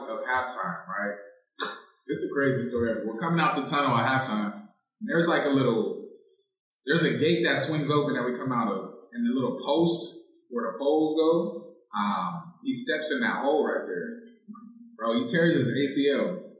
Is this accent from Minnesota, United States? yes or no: no; San Diego, California, United States; moved away as an adult; also born or lived in Philadelphia; I'm from San Diego.